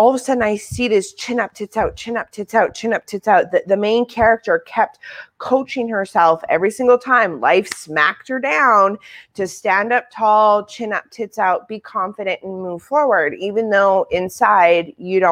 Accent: Manitoba, Canada; also born or lived in South Africa; North Dakota is like a 2.5 hour drive south of Manitoba where we are

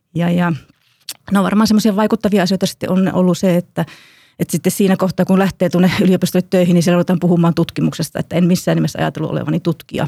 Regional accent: Kuopio, North Savo, Finland; olen itse kuopiolainen

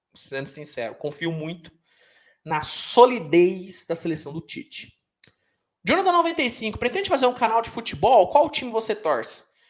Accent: Minas Gerais, Brazil; also born or lived in São Paulo; É que eu nasci em São Paulo, mas eu vim pra, pra Minas muito cedo

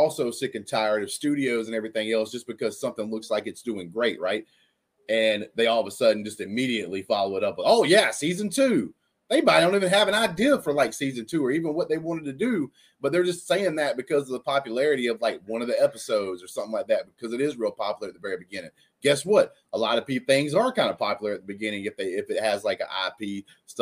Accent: Alabama, United States; I am white dude from Alabama

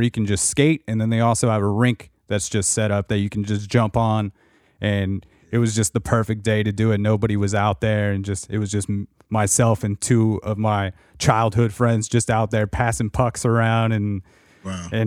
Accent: Canada; I mean, man, as a as a Canadian hockey fan in general at this point, you got to just want any of those teams to win.

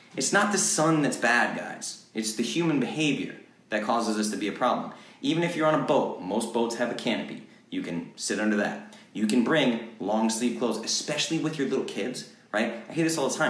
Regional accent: Rhode Island, United States; also born or lived in Boston, Massachusetts; now in Nashville, United States; I'm a Boston kid, right? I moved to Nashville from Boston, grew up in Rhode Island

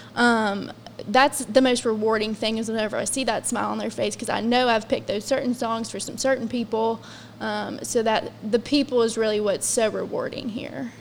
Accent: Scott Depot, West Virginia, United States; moved away as an adult; now in South Charleston, United States; I'm originally from the Scott Depot area

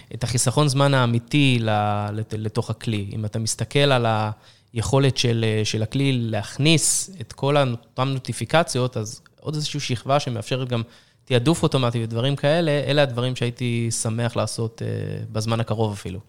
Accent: Israel; עם כל היכולת שלנו כישראלים

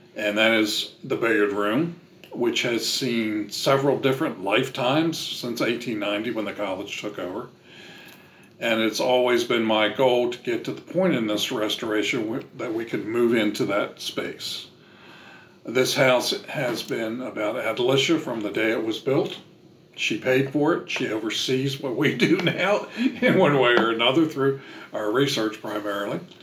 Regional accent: Maryland, United States; moved away as an adult; now in Nashville, United States; I'm from Maryland and we lived there most of our lives

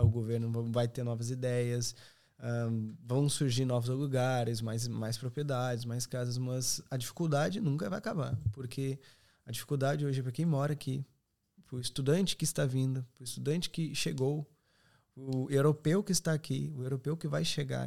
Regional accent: Serra Gaúcha, Rio Grande do Sul, Brazil; moved away as an adult; now in Ireland; sou da Serra Gaúcha

